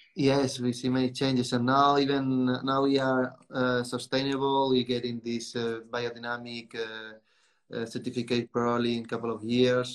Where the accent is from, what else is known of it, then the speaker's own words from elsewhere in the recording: Spain; English is a second language; moved away as an adult; also born or lived in England; now in Portugal; I was born in Spain, but I, I live my life between Spain and Portugal as many people from this area do. And my early years were spent in Spain